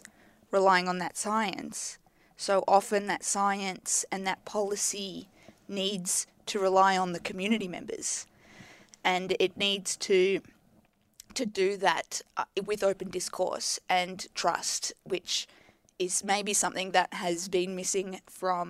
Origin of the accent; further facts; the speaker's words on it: Melbourne, Victoria, Australia; I grew up in Melbourne.